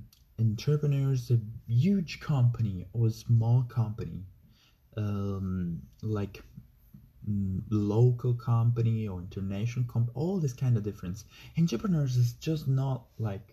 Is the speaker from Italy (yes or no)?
yes; Italy; I'm from Italy.